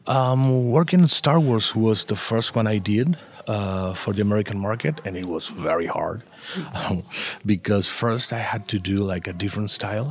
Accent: Argentina; first language Spanish; English is a second language; I'm from Argentina. Argentina, and uh, I've been working in the comic book industry for almost 30 years now

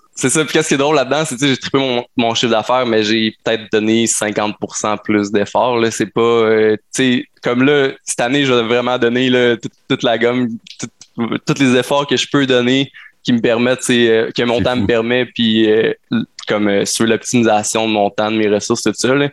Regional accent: Sherbrooke, Quebec, Canada; je suis un entrepreneur de Sherbrooke

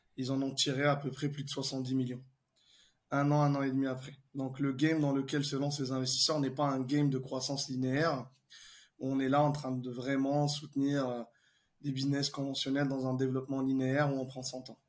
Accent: Algeria; also born or lived in France / London / Dubai; now in Paris, France; je suis né en Algérie. J'ai étudié en France.

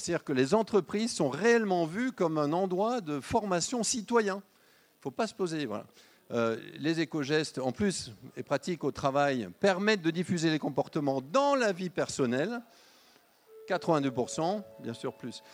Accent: Lyon, Auvergne-Rhône-Alpes, France; On est lyonnais

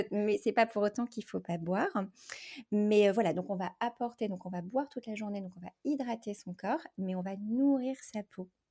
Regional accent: France; en tant que française

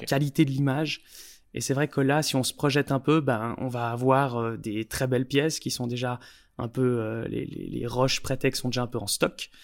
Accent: Switzerland; on est suisse

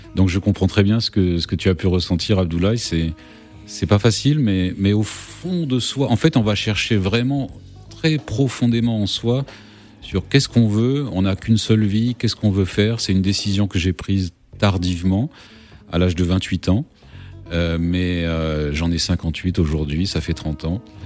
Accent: Réunion; j'ai grandi à la Réunion

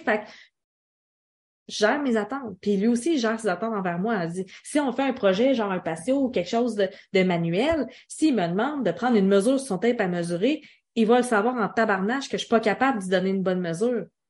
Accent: Quebec, Canada; Je suis québécoise qui parle français du Canada

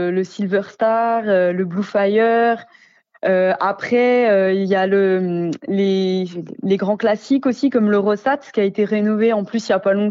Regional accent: Belfort, Bourgogne-Franche-Comté, France; born there; Et puis vu que je suis née à Belfort, j'ai toujours été tout près, donc j'y vais depuis très longtemps.

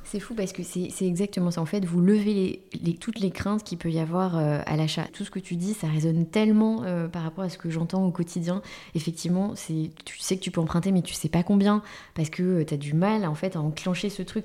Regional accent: Paris, Île-de-France, France; on est parisien

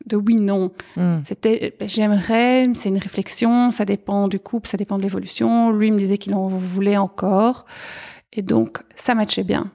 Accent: Arlon, Wallonia, Belgium; moved away as an adult; now in Brussels, Belgium; je suis originaire à la base d'Arlon, donc euh, vraiment à la frontière euh, Belgique-Luxembourg

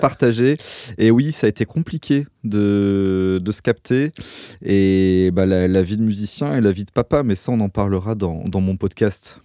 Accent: France; je suis français

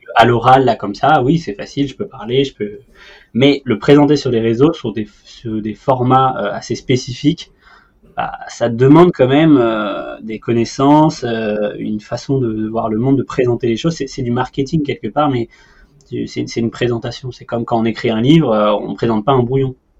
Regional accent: Paris, Île-de-France, France; en tant que Parisien

